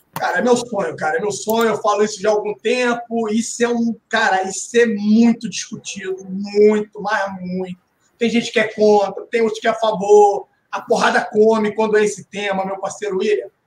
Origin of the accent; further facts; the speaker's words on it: Saquarema, Rio de Janeiro, Brazil; eu passei a minha infância toda em Saquarema